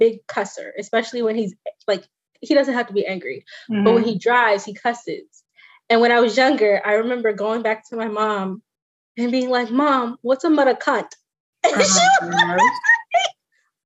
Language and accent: English; Southern Maryland, United States; also born or lived in Washington, District of Columbia, United States; I grew up in Southern Maryland. So born in DC, raised in DC up until a certain point, and then we moved to Southern Maryland